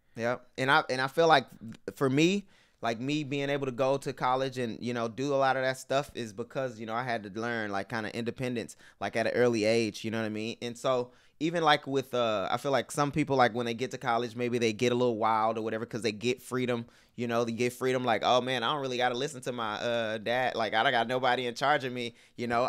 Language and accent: English; Houston, Texas, United States; moved away as an adult; also born or lived in Parsons, Kansas; I'm from Houston